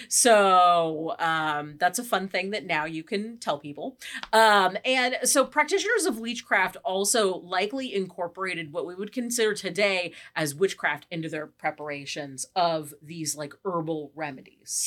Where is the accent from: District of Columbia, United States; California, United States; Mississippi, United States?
California, United States; we are from the West Coast. We are from California